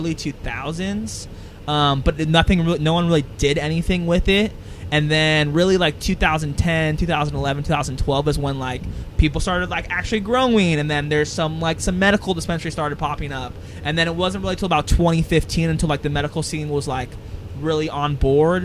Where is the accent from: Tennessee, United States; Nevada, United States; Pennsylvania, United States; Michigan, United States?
Nevada, United States; Las Vegas; we're both born and raised in Las Vegas